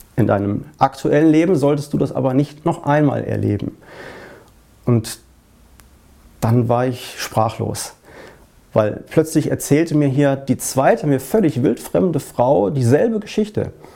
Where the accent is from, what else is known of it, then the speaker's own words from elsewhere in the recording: Essen, North Rhine-Westphalia, Germany; in Essen, in meiner Heimatstadt